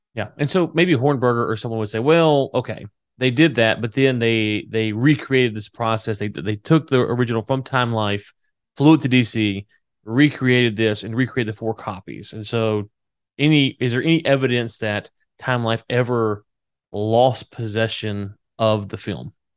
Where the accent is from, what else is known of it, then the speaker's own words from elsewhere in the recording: United States; also born or lived in Louisiana; I'm from Texas and Louisiana